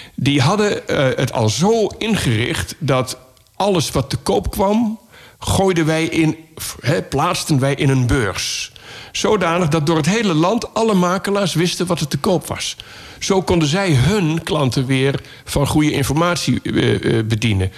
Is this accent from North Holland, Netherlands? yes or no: yes; Laren, North Holland, Netherlands; born or raised there